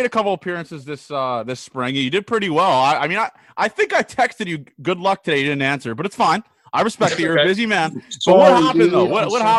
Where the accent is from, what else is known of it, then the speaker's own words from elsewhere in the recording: Canada; Shout out to me again also for being Canadian.